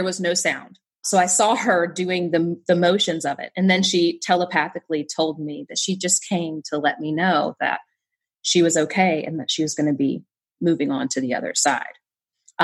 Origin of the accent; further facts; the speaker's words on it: Southern West Virginia, United States; I grew up in Southern West Virginia